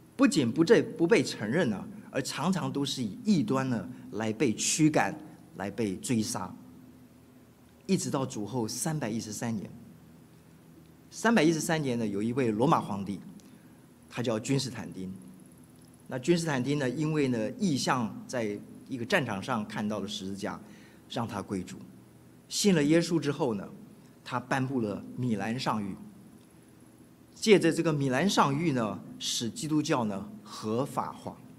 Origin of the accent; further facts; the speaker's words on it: Keelung, Taiwan; now in United States; 我是出生在， 呃， 台湾的北部的一个渔港，叫基隆， 我也成长在那里